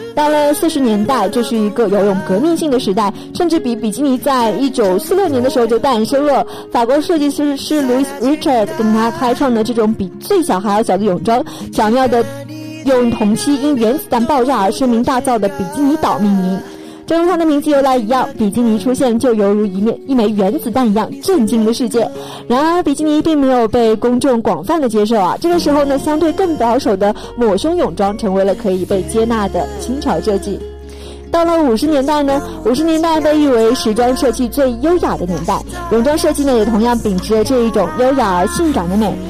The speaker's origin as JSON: {"language": "Chinese", "country": "China", "said": "我们中国人"}